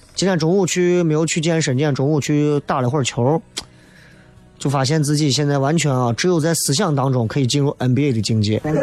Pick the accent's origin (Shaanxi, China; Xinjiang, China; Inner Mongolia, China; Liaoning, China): Shaanxi, China; 咱陕西人